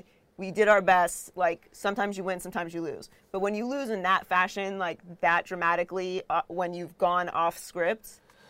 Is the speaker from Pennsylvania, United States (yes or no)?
yes; Pittsburgh, Pennsylvania, United States; Well, I grew up in Pittsburgh, so right.